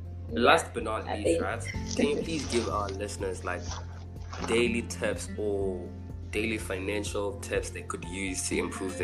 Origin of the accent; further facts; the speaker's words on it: South Africa; I'm South African